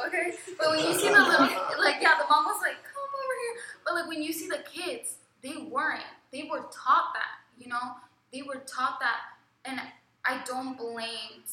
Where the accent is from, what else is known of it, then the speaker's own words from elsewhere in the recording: Kennett Square, Pennsylvania, United States; I'm from Kennett Square, Pennsylvania.